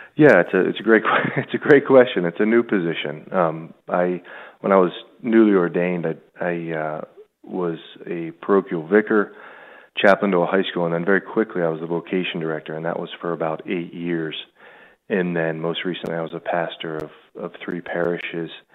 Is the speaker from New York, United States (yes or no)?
no; Pittsburgh, Pennsylvania, United States; also born or lived in Buffalo / Rome; I grew up in the South Hills of Pittsburgh, about 25 minutes, 20 minutes right outside the city